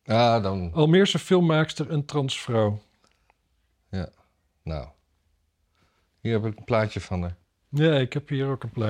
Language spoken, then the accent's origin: Dutch; Canada; Ik ben uit Canada oorspronkelijk.